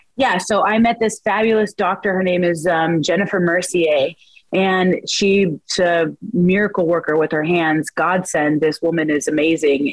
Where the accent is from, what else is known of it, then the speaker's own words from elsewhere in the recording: Spokane, Washington, United States; now in Chicago, United States; I'm from Washington. I'm Washington native